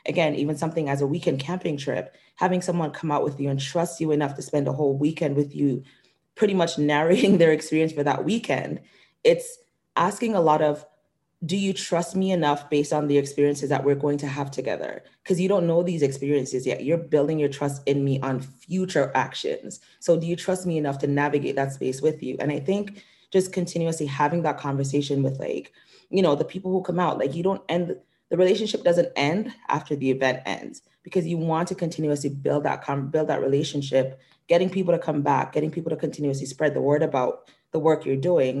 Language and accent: English; Jamaica; now in Canada; growing up in Jamaica